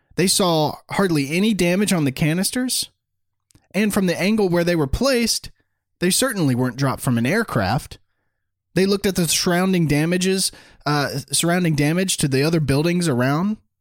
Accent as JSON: {"language": "English", "town": "Destin", "region": "Florida", "country": "United States", "tie": "born or raised there", "said": "I grew up in Destin, Florida, which is about an hour away from Pensacola"}